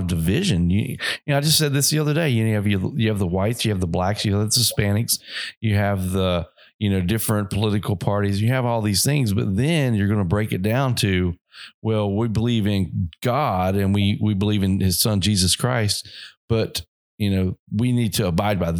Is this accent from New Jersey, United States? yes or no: no; Oak Hill, West Virginia, United States; I grew up in Oak Hill, West Virginia